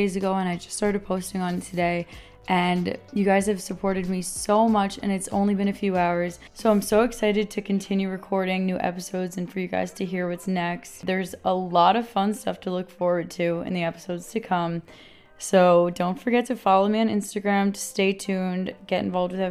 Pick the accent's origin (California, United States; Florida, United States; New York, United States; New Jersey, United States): New York, United States; I am born and raised in New York